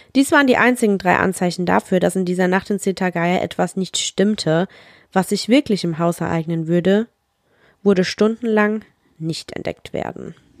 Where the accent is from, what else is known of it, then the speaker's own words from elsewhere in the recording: Germany; bei uns in Deutschland